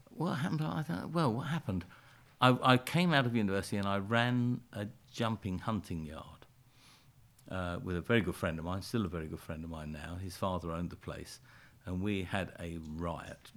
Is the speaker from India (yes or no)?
no; London, United Kingdom; I was born and brought up in a, uh, a suburb of London called Brixton